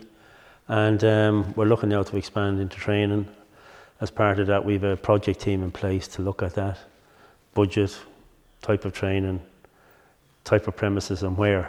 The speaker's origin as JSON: {"language": "English", "town": "Kilkenny", "region": "Leinster", "country": "Ireland", "tie": "born or raised there", "moved": "yes", "lives_now": "Dublin, Ireland", "said": "the area of Kilkenny I'm from is traditionally a coal mining area"}